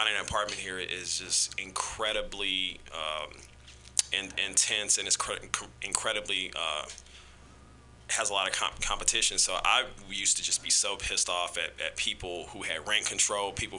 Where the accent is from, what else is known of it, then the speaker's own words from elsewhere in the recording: Kansas City, United States; now in San Francisco, United States; growing up in Kansas City